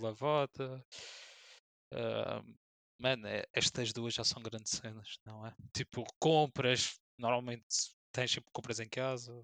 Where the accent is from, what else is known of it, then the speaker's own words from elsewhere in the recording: Madeira, Portugal; moved away as an adult; also born or lived in Lisbon; saí da Madeira para fazer um mestrado em, em Lisboa